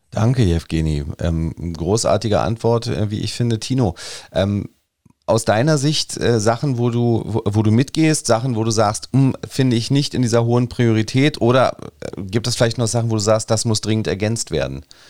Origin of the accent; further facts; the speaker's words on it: Berlin, Germany; wir erkennen natürlich an als Berliner